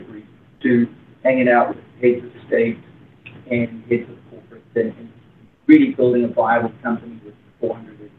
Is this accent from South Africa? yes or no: yes; South Africa; I'm from South Africa